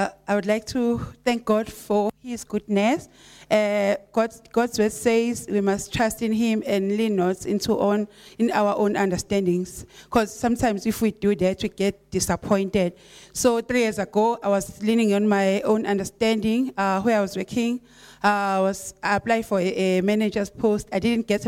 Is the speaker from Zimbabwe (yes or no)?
yes; Esigodini, Matabeleland South, Zimbabwe; I'm from Esigodini, Itindele area, but I had to go to Scottsville to be with Pastor Jen and everyone.